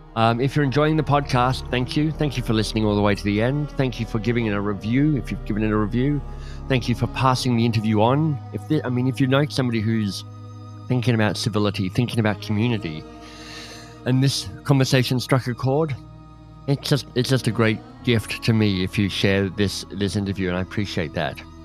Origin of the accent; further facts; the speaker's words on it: Australia; I'm Australian